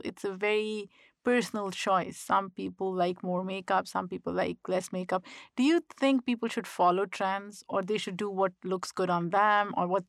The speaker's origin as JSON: {"language": "English", "country": "Pakistan", "tie": "born or raised there", "said": "So growing up in Pakistan, I was always conscious because I thought people would make fun of me because of my full lips."}